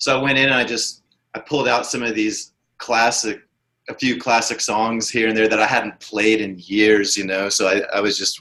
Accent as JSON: {"language": "English", "town": "Ponca City", "region": "Oklahoma", "country": "United States", "tie": "born or raised there", "said": "my hometown of Ponca City"}